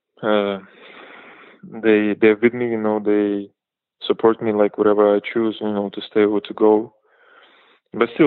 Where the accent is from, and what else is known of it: Belarus; born or raised there